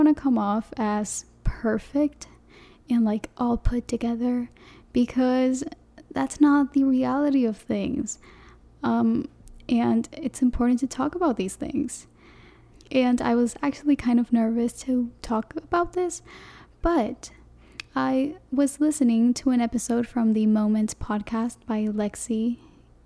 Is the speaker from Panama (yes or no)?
yes; Panama; first language Spanish; English is a second language; I'm from Panama, the country, not the city in Florida, the country Panama. And my first language is Spanish